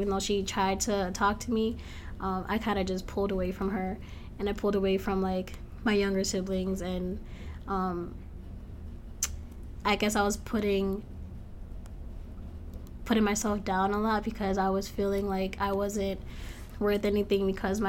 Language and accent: English; Lowell, Massachusetts, United States; I'm from Lowell, Massachusetts